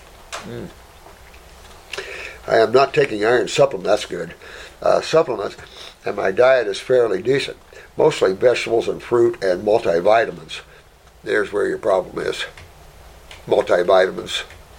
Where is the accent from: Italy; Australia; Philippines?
Philippines; born there; I was born in the Philippines.